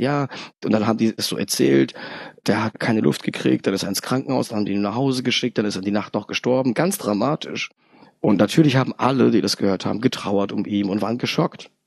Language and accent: German; Darmstadt, Hesse, Germany; born or raised there; also born or lived in Poland